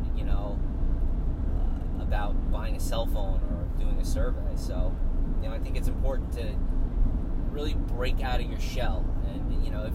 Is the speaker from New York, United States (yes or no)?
yes; Long Island, New York, United States; growing up on Long Island